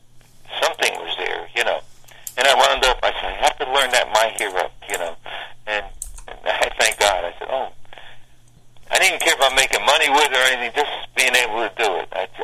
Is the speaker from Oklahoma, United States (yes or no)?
no; Asbury Park, New Jersey, United States; also born or lived in Newark, New Jersey; when I came down here from Newark, I was in a grammar school, Catholic grammar school, Our Lady of Mount Carmel in Asbury Park.